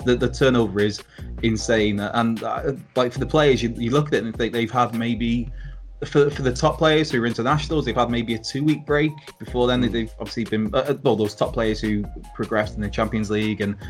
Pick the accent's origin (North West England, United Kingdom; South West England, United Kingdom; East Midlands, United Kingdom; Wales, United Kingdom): Wales, United Kingdom; as a Welshman